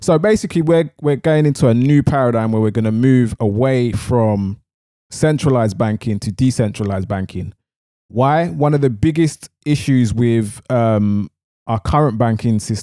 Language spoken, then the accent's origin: English; London, United Kingdom; I'm from East London, so when I'm talking, sometimes I say barter, sometimes I say barter